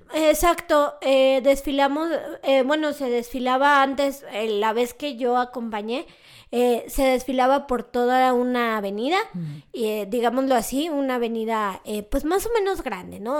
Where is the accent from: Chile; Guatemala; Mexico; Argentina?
Mexico; León, Guanajuato; León, Guanajuato, que es de donde soy originaria